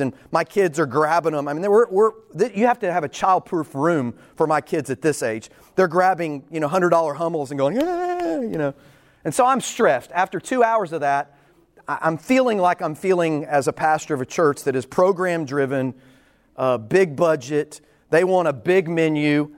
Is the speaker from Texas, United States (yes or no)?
yes; Texas, United States; I'm from Texas. I haven't lived anywhere other than Texas.